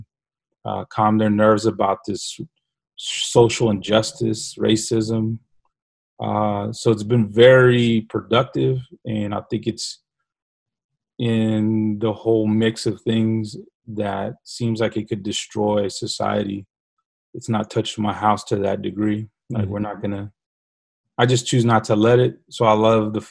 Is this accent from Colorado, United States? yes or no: no; San Antonio, Texas, United States; Grew up on the southeast side of San Antonio